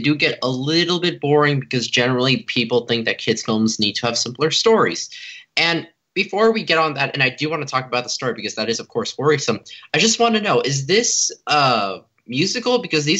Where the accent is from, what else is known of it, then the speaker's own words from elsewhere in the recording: Los Angeles, California, United States; Hey, welcome back. … from Los Angeles, and you're listening to Kids First Coming Attractions.